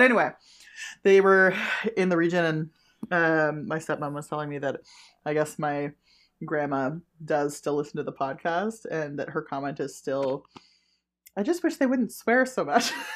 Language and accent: English; Ottawa, Ontario, Canada; I grew up in Ottawa, right? So I, I grew up around French